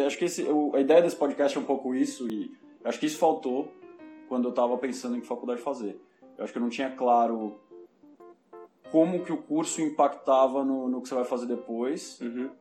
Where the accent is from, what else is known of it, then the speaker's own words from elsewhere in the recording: São Paulo, Brazil; moved away as an adult; now in Madrid, Spain; Eu nasci em São Paulo, nasci e cresci em São Paulo